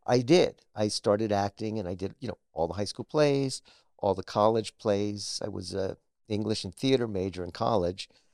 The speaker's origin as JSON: {"language": "English", "town": "Scarsdale", "region": "New York", "country": "United States", "tie": "born or raised there", "also_born_or_lived": "Harlem, New York City", "said": "I was raised in a suburb of New York called Scarsdale"}